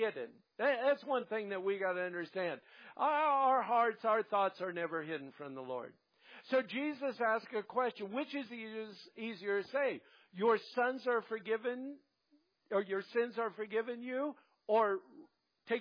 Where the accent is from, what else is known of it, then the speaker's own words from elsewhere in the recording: Kansas, United States; when I was raised in Kansas and I went to public school